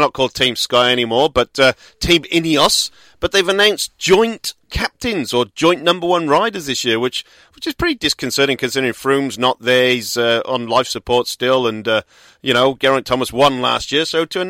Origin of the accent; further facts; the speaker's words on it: Australia; as an Australian